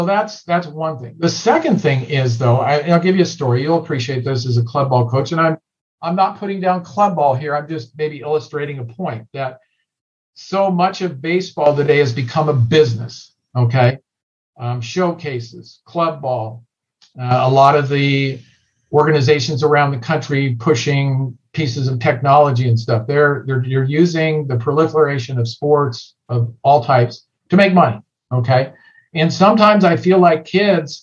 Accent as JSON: {"language": "English", "region": "Southern California", "country": "United States", "tie": "born or raised there", "said": "growing up in Southern California"}